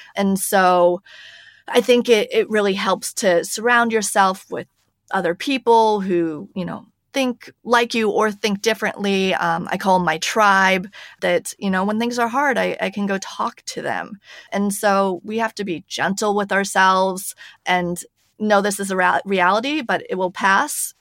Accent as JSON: {"language": "English", "country": "United States", "moved": "as an adult", "lives_now": "Paris, France", "said": "I am an American, if you can hear by my voice, but I'm actually based in Paris, France"}